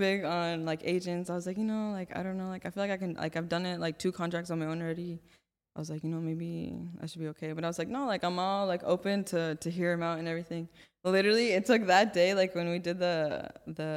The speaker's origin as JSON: {"language": "English", "town": "Santa Clarita", "region": "California", "country": "United States", "said": "I'm from Santa Clarita"}